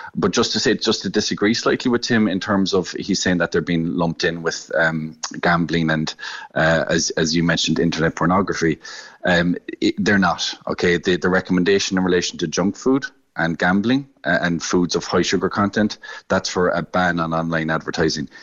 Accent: West Cork, Munster, Ireland; I'm from West Cork and, and dairy is a very important uh, sector down in West Cork

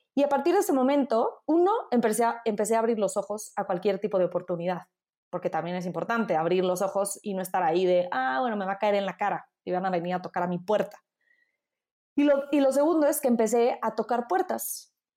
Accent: Mexico; accent: Mexican; moved away as an adult; also born or lived in Italy; hablo italiano con un fuerte acento mexicano, entonces luego, luego de, ¿de dónde eres? De México

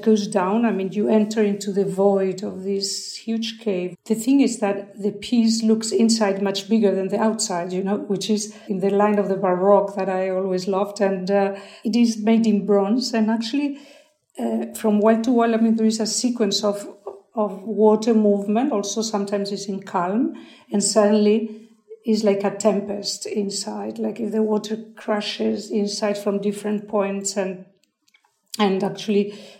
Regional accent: San Sebastián, Basque Country, Spain; it is, as you said, my hometown

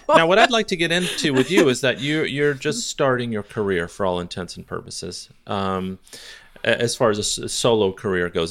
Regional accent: Redlands, California, United States; now in Los Angeles, United States; I was born in Redlands and spent, uh, quite a number of years there

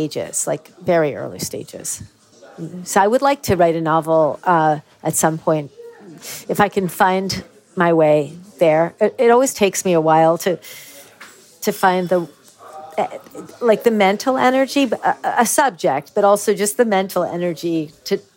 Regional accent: United States; moved away as an adult; also born or lived in Ireland; now in Wicklow, Ireland; I'll always really be an American

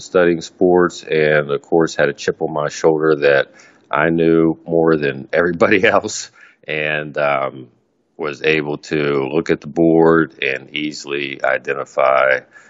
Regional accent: Morgantown, West Virginia, United States; I grew up in Morgantown, West Virginia

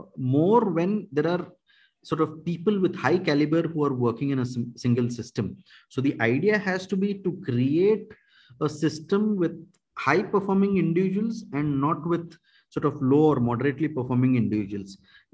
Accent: India; first language Kannada; English is a second language; I happen to know three languages, Kannada, Hindi, and English. Kannada is my mother tongue.

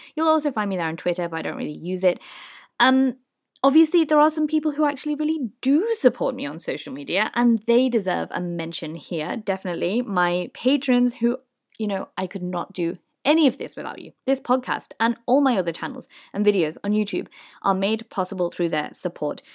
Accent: Liverpool, North West England, United Kingdom; I'm from Liverpool.

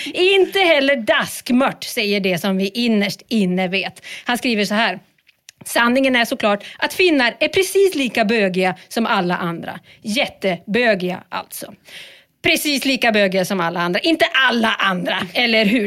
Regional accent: Sweden; Vi är ju ändå svenskar

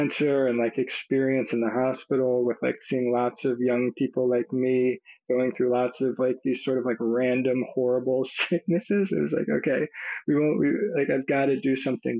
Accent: Nashville, Tennessee, United States; I grew up in Nashville, Tennessee

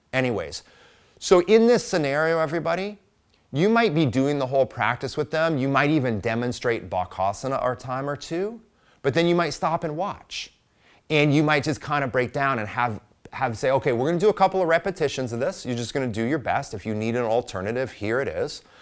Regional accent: Midwest, United States; I am a Midwesterner

